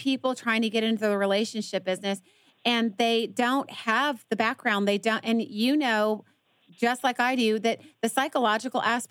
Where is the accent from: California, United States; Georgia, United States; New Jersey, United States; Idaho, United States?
Georgia, United States; Atlanta; now in Dallas, United States; I'm from Atlanta too